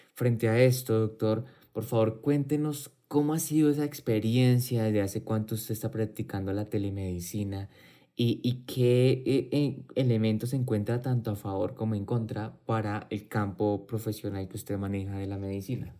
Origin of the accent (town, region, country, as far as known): Colombia